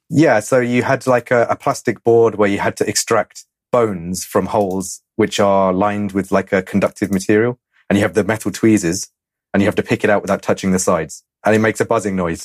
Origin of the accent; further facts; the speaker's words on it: England, United Kingdom; I'm English